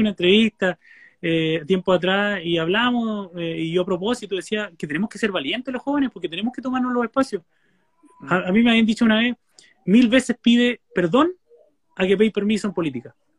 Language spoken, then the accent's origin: Spanish; Puerto Guadal, Aysén, Chile; now in Coyhaique, Chile; yo soy de Guadal